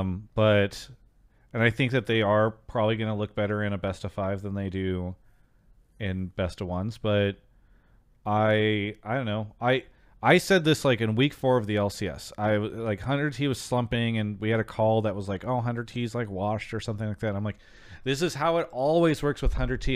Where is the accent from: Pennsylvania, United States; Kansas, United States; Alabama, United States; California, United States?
California, United States; Temecula; I grew up, uh, for s, many years in Temecula